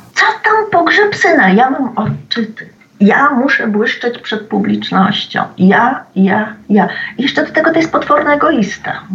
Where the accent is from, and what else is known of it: Poland